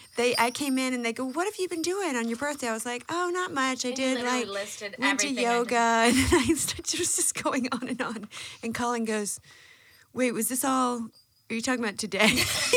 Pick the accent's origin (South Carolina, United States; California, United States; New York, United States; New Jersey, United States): South Carolina, United States; Boiling Springs; Boiling Springs, South Carolina. Yeah. Now my family moved to 96 South Carolina.